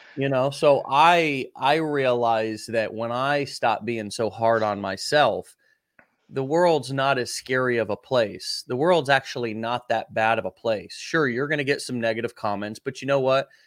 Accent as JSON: {"language": "English", "country": "United States", "first_language": "English", "said": "somebody like me who's an American who English was my first language"}